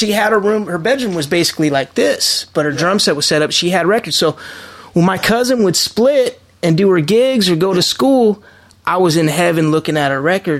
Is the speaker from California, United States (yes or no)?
yes; Los Angeles, California, United States; I was born and raised in the Valley.